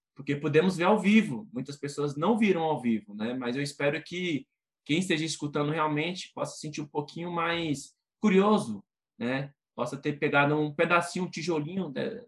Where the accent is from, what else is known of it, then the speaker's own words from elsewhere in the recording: Brazil; eu sou brasileiro